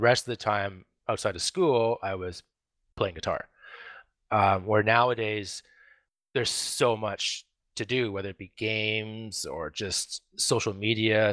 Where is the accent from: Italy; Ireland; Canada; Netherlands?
Canada; Vancouver, British Columbia; I grew up in, in, um, Vancouver. I've been a Vancouver boy my whole life